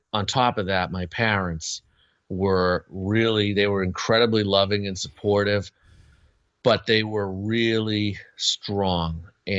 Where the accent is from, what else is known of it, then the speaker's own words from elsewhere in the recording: Boston, Massachusetts, United States; I grew up in the Boston area, and Gene was local, of course, to the area